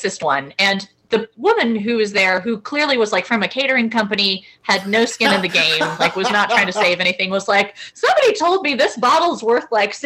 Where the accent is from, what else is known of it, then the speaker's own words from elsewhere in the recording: Louisville, Kentucky, United States; my hometown of Louisville, Kentucky